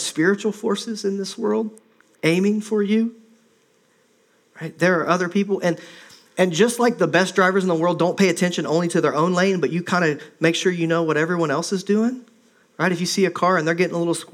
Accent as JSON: {"language": "English", "region": "Midwest", "country": "United States", "tie": "born or raised there", "also_born_or_lived": "Minnesota / Ohio / Indiana", "moved": "as an adult", "lives_now": "Oregon, United States", "said": "I grew up in the Midwest"}